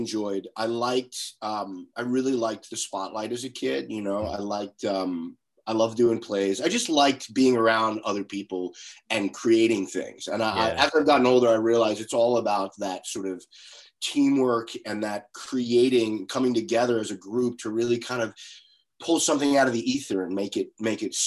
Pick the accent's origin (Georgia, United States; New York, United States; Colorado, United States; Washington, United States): New York, United States; Long Island; I grew up on Long Island, about 45 miles outside of New York City, in the shadow of New York City